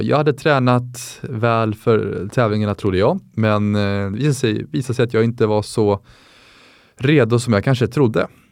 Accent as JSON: {"language": "Swedish", "town": "Täby", "region": "Stockholm County", "country": "Sweden", "said": "24 år gammal från Täby"}